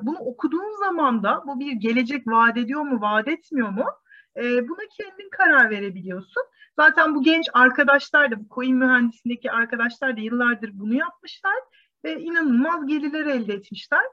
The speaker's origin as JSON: {"language": "Turkish", "country": "Turkey", "tie": "born or raised there", "said": "bu ülkede e, doğduğuma"}